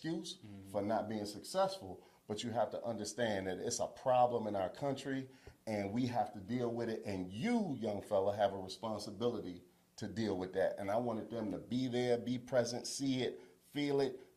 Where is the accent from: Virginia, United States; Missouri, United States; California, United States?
Virginia, United States; Charlottesville; born and raised in Charlottesville, Virginia.